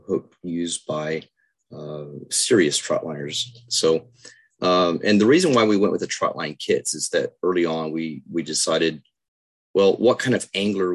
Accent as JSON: {"language": "English", "area": "Lake Corpus Christi", "region": "Texas", "country": "United States", "tie": "born or raised there", "said": "growing up on Lake Corpus Christi"}